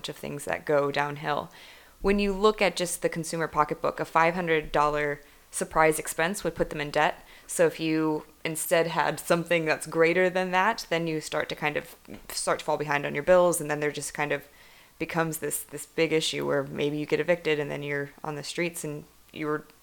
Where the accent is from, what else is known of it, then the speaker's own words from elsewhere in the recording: Cleveland, Ohio, United States; I'm from Cleveland.